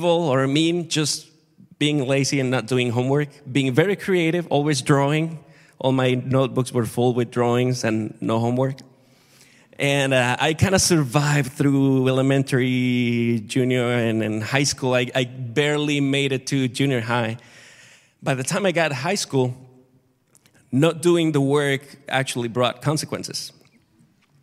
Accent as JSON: {"language": "English", "town": "Acapulco", "region": "Guerrero", "country": "Mexico", "tie": "born or raised there", "moved": "yes", "said": "I grew up in Mexico, in Acapulco, really hot, really hot, really warm."}